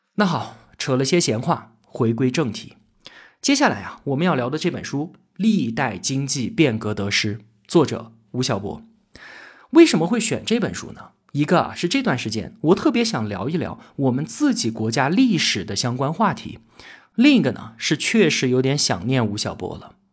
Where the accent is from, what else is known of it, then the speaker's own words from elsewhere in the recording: China; 我们中国人